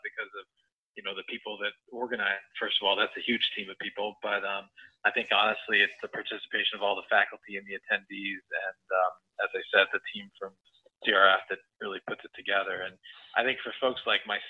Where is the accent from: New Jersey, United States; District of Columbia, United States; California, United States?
New Jersey, United States; born or raised there